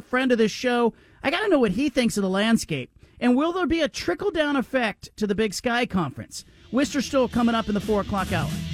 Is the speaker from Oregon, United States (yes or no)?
no; Bay Area, California, United States; I grew up in the Bay Area